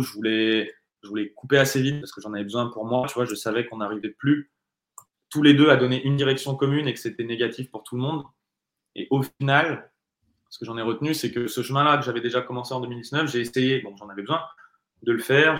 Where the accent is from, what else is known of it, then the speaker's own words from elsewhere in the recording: France; je suis français